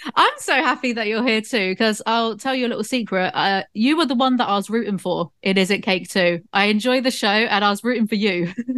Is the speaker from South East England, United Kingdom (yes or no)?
no; South West England, United Kingdom; my hometown, 'cause it's kind of like Southwest England in the countryside area